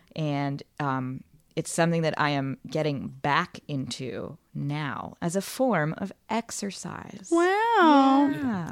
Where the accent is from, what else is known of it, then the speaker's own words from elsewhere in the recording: Northern Virginia, United States; moved away; I'm from outside of DC, northern okay. Northern Virginia area. Nova seven hundred oh three